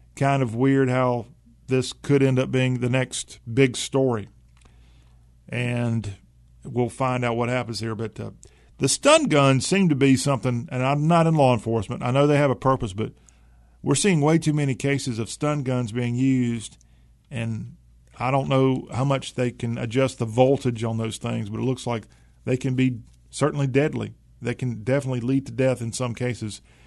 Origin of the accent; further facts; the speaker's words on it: South Carolina, United States; I grew up in South Carolina. I'm a proud South Carolinian.